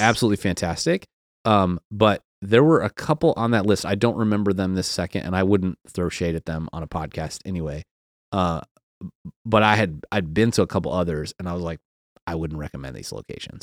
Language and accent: English; outside of Cleveland, Ohio, United States; moved away as an adult; also born or lived in Seattle; I grew up outside of Cleveland